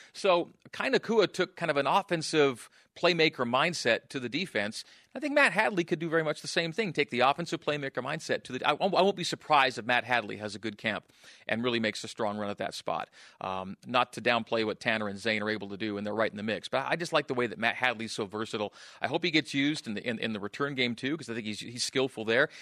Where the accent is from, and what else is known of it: Canada; born or raised there; moved away